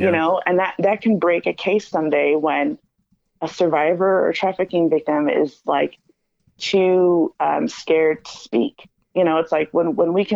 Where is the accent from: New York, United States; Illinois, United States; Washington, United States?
Illinois, United States; Chicago; I'm from Chicago